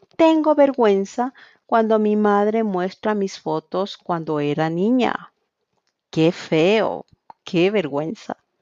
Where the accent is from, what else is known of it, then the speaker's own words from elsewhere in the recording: Quito, Pichincha, Ecuador; soy de Quito, Ecuador